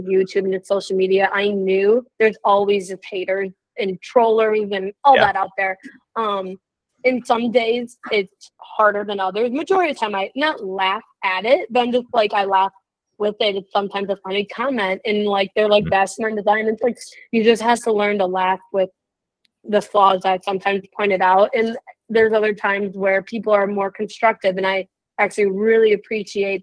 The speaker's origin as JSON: {"language": "English", "region": "Illinois", "country": "United States", "said": "I am from Illinois"}